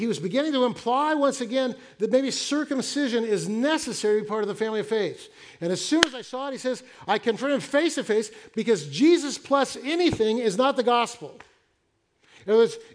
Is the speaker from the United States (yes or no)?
yes; the Northwest, Pacific Northwest, United States; I'm from the Northwest